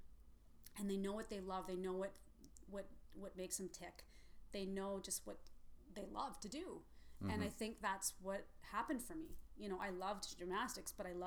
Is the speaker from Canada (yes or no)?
yes; Red Deer, Alberta, Canada; I grew up in Red Deer.